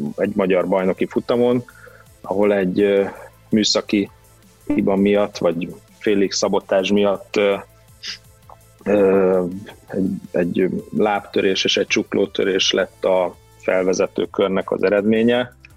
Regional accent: Vas, Hungary; also born or lived in Debrecen / Budapest; a gyerekkorom nagy részét ott töltöttem

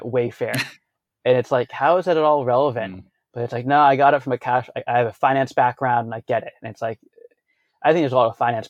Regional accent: Boston, Massachusetts, United States; moved away; my hometown of Boston.

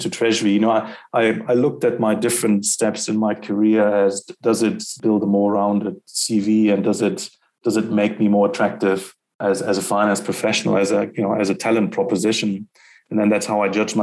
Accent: Germany; moved away as an adult; also born or lived in Netherlands / London, United Kingdom; now in South Africa; I'm a European. I grew up in Germany

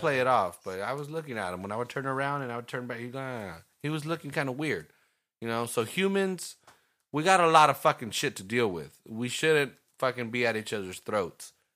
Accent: Salinas, California, United States; we just were raised around this beautiful fucking scenery

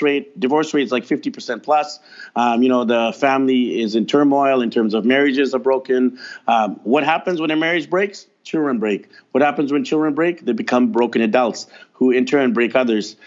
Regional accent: North Vancouver, British Columbia, Canada; I grew up over there in North Van, not too far from you, and I was voted most shy at Windsor Secondary School in North Vancouver

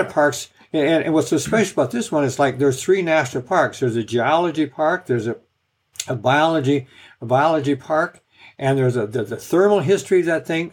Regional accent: Washington, United States; finally moved back to my home state of Washington

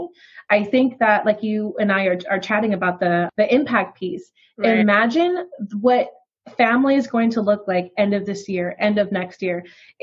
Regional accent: New York, United States; I was raised in New York by my grandparents on my dad's side

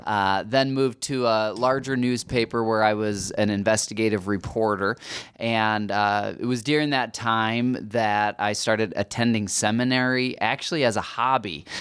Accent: United States; as American Christians

